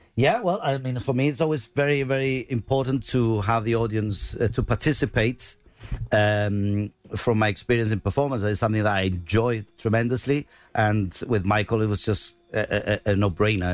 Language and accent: English; Gibraltar; accent: Llanito; we speak Janito